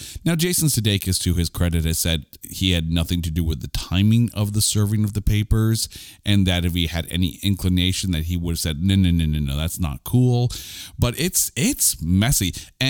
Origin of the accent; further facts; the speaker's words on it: Canada; we are Canadian idiots in a basement with a microphone